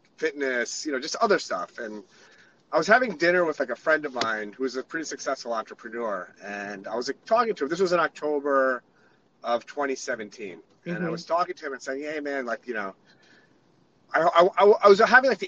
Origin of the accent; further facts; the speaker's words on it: Oceanside, New York, United States; I grew up in Rockaway Center, Oceanside area